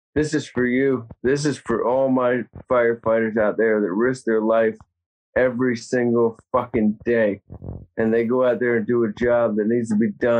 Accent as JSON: {"language": "English", "region": "Virginia", "country": "United States", "moved": "yes", "said": "I'm from Virginia. We don't have wildfires in Virginia"}